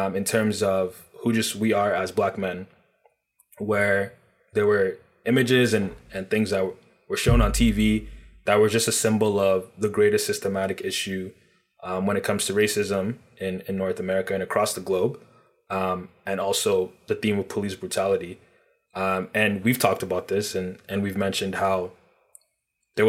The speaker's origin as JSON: {"language": "English", "country": "Nigeria", "moved": "yes", "lives_now": "Toronto, Canada", "said": "I'm originally from Nigeria"}